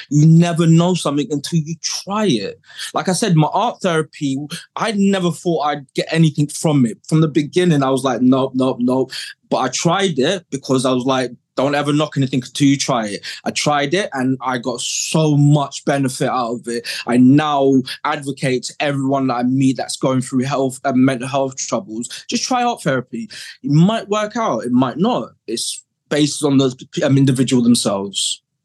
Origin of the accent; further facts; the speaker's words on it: Kent, South East England, United Kingdom; moved away as an adult; also born or lived in South London; now in Somerset, United Kingdom; growing up in Kent um, back in the 80s, growing up in care 90s